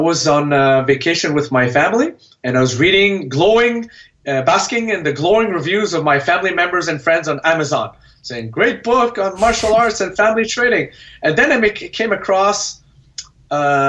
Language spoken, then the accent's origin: English; Canada; I'm a Vietnamese origin, born and raised in Canada.